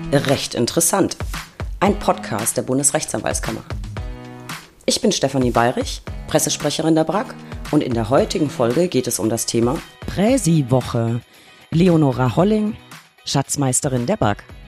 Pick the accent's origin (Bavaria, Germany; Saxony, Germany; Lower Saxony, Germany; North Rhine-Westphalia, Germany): Bavaria, Germany; Lower Franconia; in meiner Heimat Unterfranken